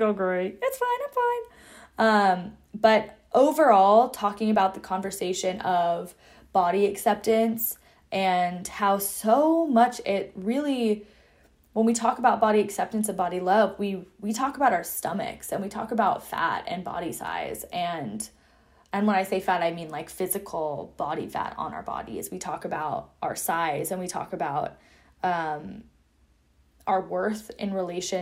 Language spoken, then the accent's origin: English; Seattle, Washington, United States; moved away as an adult; I'm also from Seattle